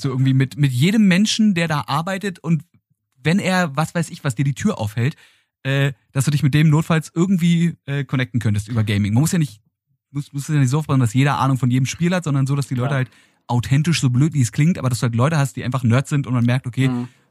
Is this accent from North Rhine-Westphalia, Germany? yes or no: no; Berlin, Germany; als gebürtiger Berliner, Ähm, der diese Stadt auch nie wirklich verlassen hat